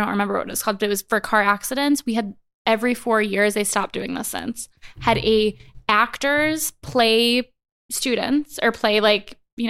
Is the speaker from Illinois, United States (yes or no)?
yes; Chicago, Illinois, United States; I went North Chicago. Shore suburbs of Chicago.